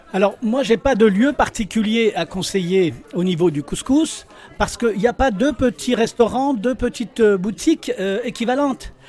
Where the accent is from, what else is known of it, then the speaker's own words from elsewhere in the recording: Tlemcen, Tlemcen Province, Algeria; je suis originaire de Tlemcen